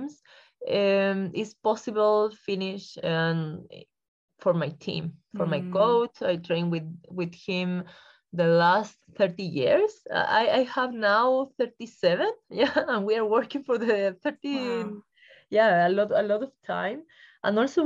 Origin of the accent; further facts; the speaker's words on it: Chile; I'm from Chile